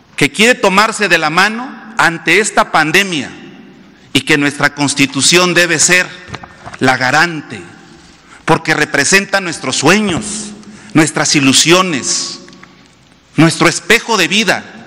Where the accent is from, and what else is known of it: Mexico